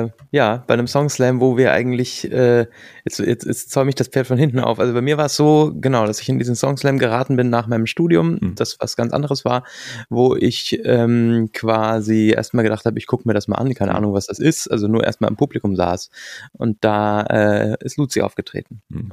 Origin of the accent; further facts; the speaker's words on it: rural area near Munich, Bavaria, Germany; now in Mannheim, Germany; war unser Elternhaus dann auch äh, nicht in München drin, sondern so 30 Kilometer weg auf dem Land und äh, in so einem ganz kleinen Dorf